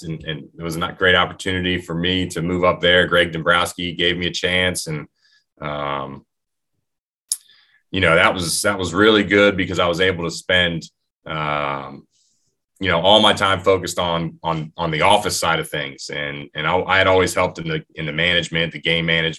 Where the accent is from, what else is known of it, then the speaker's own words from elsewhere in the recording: Stafford County, Virginia, United States; I grew up in Stafford County